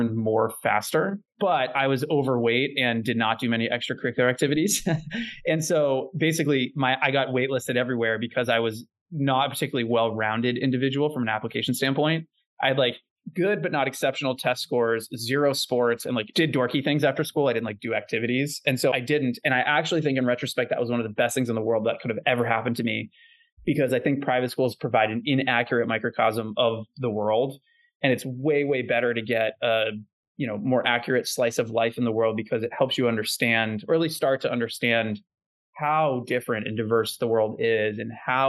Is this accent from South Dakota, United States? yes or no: no; Natick, Massachusetts, United States; I grew up in a town called Natick in just outside Boston, Massachusetts